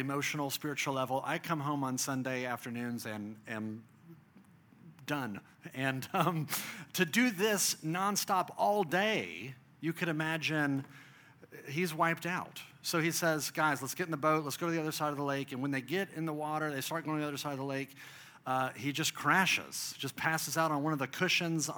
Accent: Dallas, Texas, United States; I grew up in Texas, I grew up in Dallas

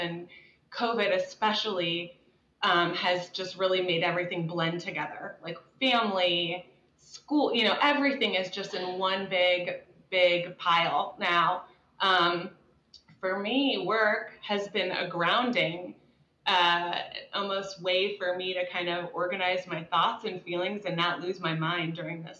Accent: Dallas, Texas, United States; also born or lived in Midwest; I grew up in Dallas.

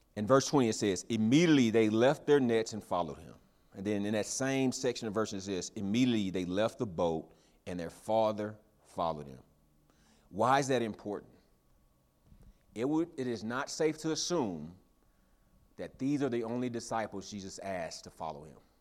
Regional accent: the South, United States; I grew up in the South

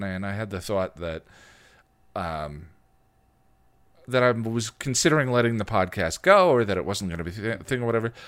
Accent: United States; I'm an American

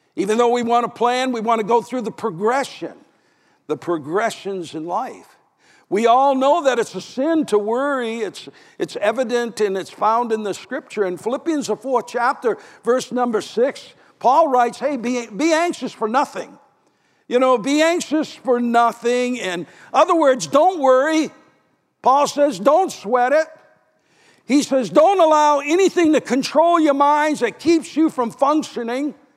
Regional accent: New Hampshire, United States; my home state

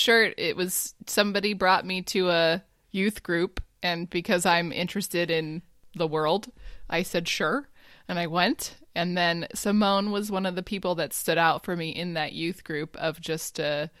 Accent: Los Angeles, California, United States; now in Germany; No, I'm from Los Angeles.

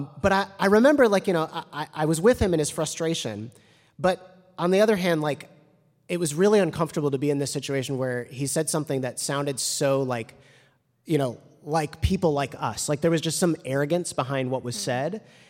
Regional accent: Evanston, Illinois, United States; it's like one of the largest employers in the town that I grew up in Evanston.

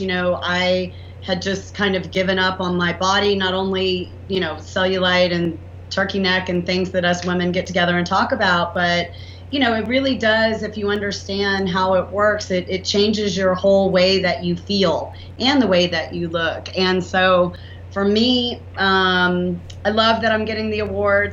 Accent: the South, United States; accent: southern; my southern accent

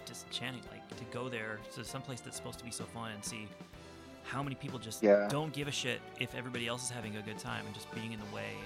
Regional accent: Anaheim, California, United States; I grew up in Anaheim. I've lived here almost my entire life

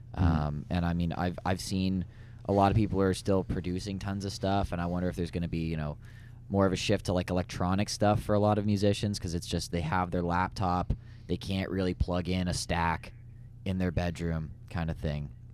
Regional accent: London, Ontario, Canada; I'm like, London

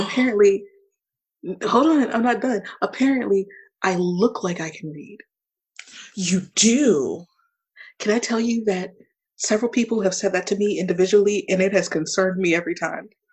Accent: Baltimore, Maryland, United States; also born or lived in California / Savannah / Fort Stewart / El Paso; Baltimore is technically technically the place that I was raised. I moved there six months after my life started

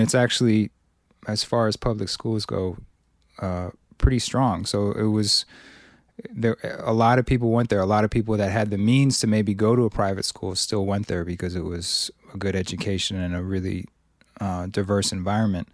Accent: Cambridge, Massachusetts, United States; I grew up primarily in Cambridge.

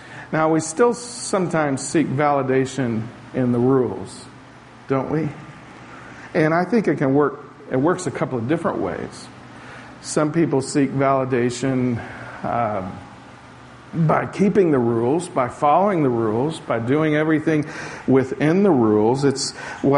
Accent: the South, United States; moved away; also born or lived in Portugal; I grew up in the South where a wedding was cake and punch and maybe some peanuts if you were lucky back in those days

